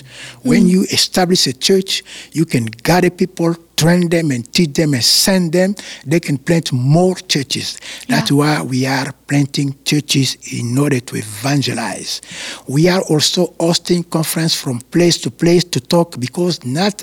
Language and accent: English; Kinshasa, DR Congo; moved away; I was born in Kinshasa